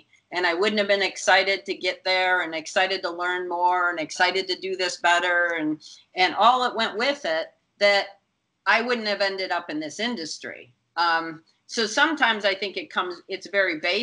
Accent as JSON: {"language": "English", "region": "Minnesota", "country": "United States", "tie": "born or raised there", "said": "I grew up in Minnesota"}